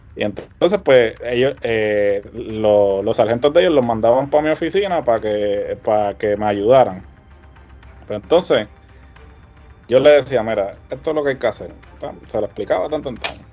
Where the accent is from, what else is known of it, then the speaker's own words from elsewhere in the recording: Puerto Rico; nosotros siempre hemos vivido en esta burbuja